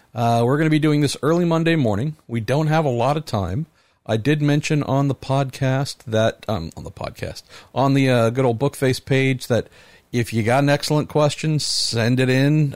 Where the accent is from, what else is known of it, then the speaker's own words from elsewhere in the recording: San Mateo, California, United States; also born or lived in East Bay, California; Looking out across from where we live in the East Bay, where I grew up on the West Bay